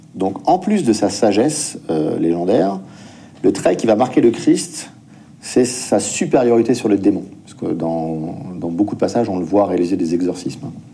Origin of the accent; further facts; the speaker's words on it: France; en tant que Français